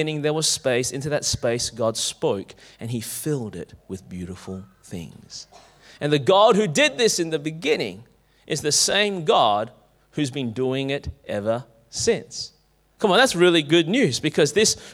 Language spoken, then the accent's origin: English; Clayton, Victoria, Australia; I grew up in Clayton